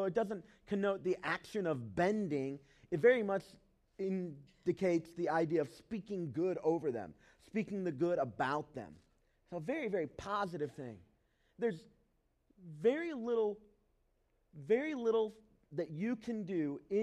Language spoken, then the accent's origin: English; the South, United States; I grew up in the South.